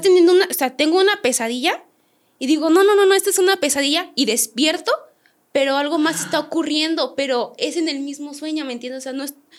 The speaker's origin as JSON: {"language": "Spanish", "town": "San Luis de la Paz", "region": "Guanajuato", "country": "Mexico", "said": "yo soy de Guanajuato, San Luis de la Paz"}